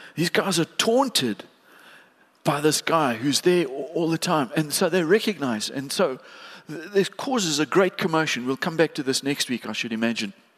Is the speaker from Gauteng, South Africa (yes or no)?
no; East London, Eastern Cape, South Africa; we as a family, we grew up in East London